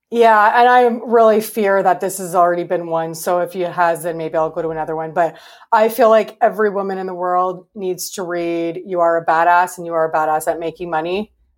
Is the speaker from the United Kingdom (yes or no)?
no; Canada; I'm Canadian.